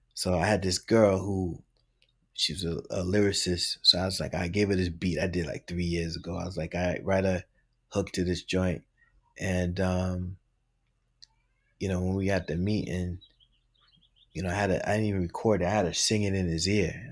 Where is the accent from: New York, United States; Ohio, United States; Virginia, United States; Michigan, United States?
New York, United States; New York City; I'm from the Bronx.